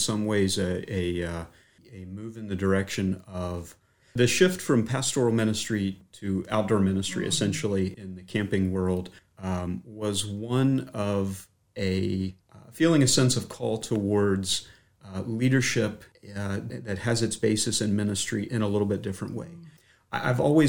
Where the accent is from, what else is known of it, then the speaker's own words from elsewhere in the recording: Mint Spring, Virginia, United States; I'm a native of the Shenandoah Valley. I grew up in Mint Spring, which is just south of Stanton